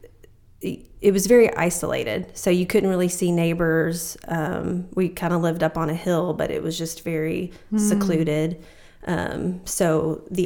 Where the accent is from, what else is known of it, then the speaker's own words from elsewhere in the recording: Bowling Green, Kentucky, United States; moved away; I grew up in Bowling Green, Kentucky